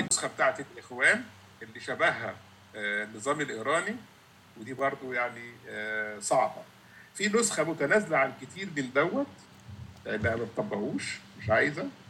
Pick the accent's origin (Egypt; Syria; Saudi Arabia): Egypt; now in Canada; عندنا في مصر